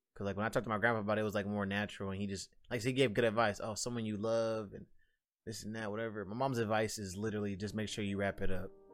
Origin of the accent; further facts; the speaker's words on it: United States; I'm an American